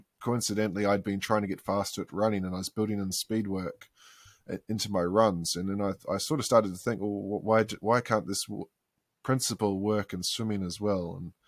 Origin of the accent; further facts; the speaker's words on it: Queensland, Australia; I grew up swimming in Tullabudger Creek.